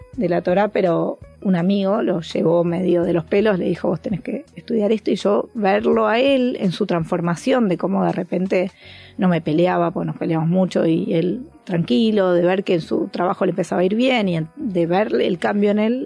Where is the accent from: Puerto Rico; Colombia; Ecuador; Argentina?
Argentina; moved away as an adult; also born or lived in Mexico City, Mexico; nos vinimos a casa de Argentina y volvimos a instalarnos en México